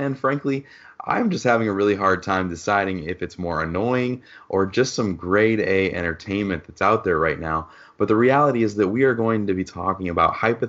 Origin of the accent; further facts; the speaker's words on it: Michigan, United States; I grew up in Michigan